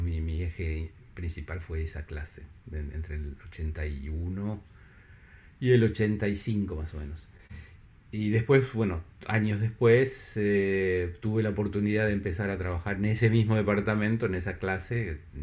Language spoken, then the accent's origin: Spanish; La Plata, Buenos Aires Province, Argentina; moved away as an adult; now in Paris, France; en, La Plata, en mi ciudad natal